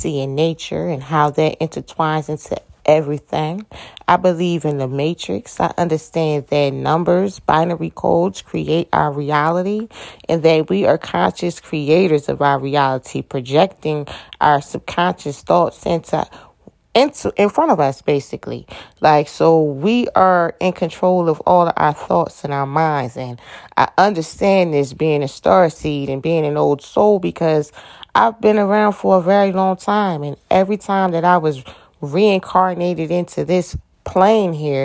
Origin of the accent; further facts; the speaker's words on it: Atlantic City, New Jersey, United States; moved away as an adult; now in Georgia, United States; I am originally from Atlantic City, New Jersey. That's where I was born and raised.